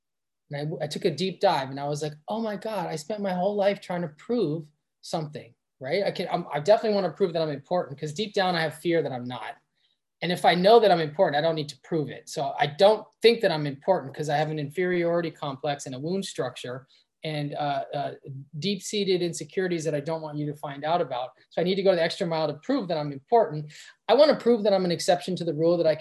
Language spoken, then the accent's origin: English; Los Angeles, California, United States; I'm from West LA. I went to public school